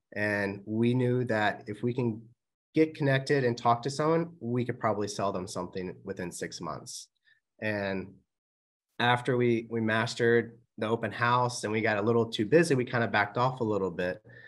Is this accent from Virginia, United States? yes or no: yes; Manassas, Virginia, United States; also born or lived in Woodbridge, Virginia / Richmond, Virginia / Louisa, Virginia / Maryland; we're from Manassas, or I'm from Manassas